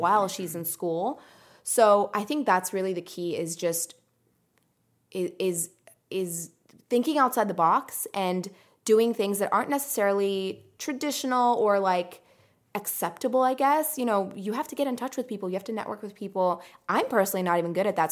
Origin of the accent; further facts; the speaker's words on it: United States; English is a second language; also born or lived in Iran / Greece; moved to the U S when I was five